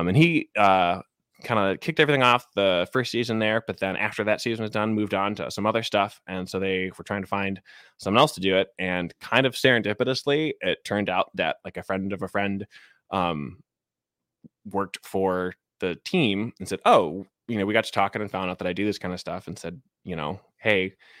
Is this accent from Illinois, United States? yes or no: yes; Chicago, Illinois, United States; now in Seattle, United States; So again, like, I grew up in Chicago, Cubs fan. But I moved out to Seattle in 2015.